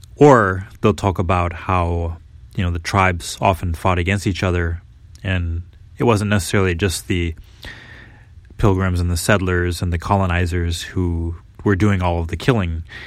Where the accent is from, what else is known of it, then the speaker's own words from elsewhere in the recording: United States; as American young students Or as kids, you know, we kinda learn the basics of Thanksgiving and the history in school